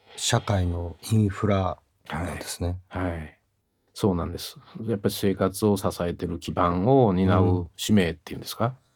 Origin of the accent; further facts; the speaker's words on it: Kyoto, Japan; accent: Kansai-ben; moved away as an adult; 私ずっと京都で育ったんですね。